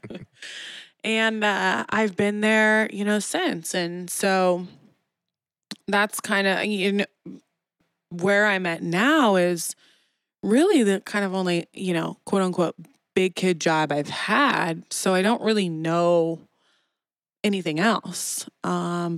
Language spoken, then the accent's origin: English; Kansas City, Missouri, United States; I'm born and raised in Kansas City. So I've never left KC